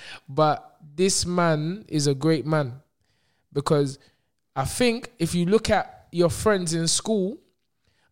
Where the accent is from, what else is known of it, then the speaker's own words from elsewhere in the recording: Nigeria; I have a Nigerian parent. I'm Nigerian